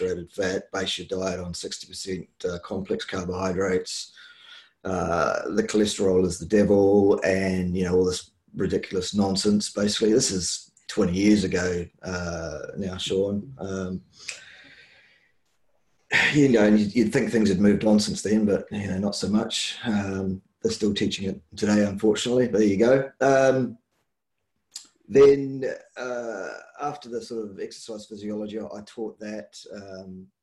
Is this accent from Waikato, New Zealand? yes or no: yes; Hamilton, Waikato, New Zealand; now in Nelson, New Zealand; I'm a Waikato boy, as I say, from the Tron, from Mulu Town.